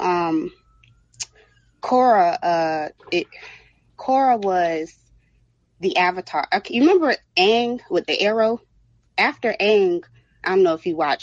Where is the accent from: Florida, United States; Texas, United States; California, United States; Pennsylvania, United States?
Florida, United States; Broward; I'm from Broward